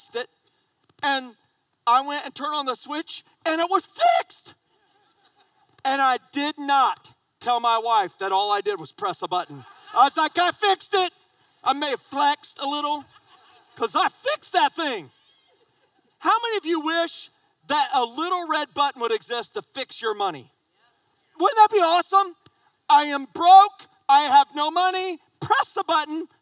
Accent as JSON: {"language": "English", "region": "just south of Indianapolis", "country": "United States", "tie": "born or raised there", "moved": "yes", "lives_now": "South Carolina, United States", "said": "I grew up in Indiana, just south of Indianapolis, but I live in South Carolina"}